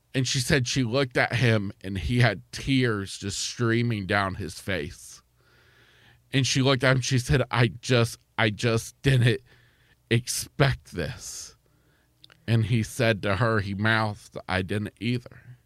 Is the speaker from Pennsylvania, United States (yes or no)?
no; East Central Florida, United States; grew up in, uh, East Central Florida